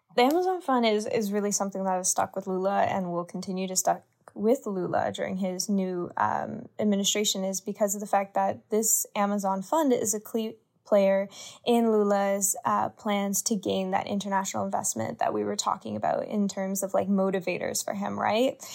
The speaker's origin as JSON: {"language": "English", "country": "Canada", "tie": "born or raised there", "moved": "yes", "said": "I grew up in Canada"}